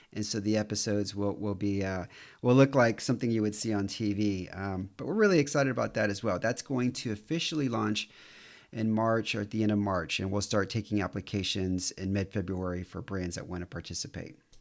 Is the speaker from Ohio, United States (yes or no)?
no; Houston, Texas, United States; moved away as an adult; also born or lived in New York City; now in Romania; I'm from Houston